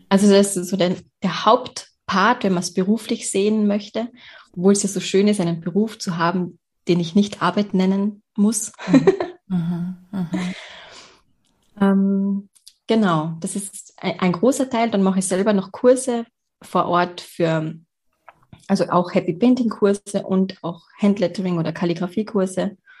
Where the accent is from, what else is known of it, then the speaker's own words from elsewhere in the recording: Carinthia, Austria; ich bin geboren in Kärnten und ich wohne auch in Kärnten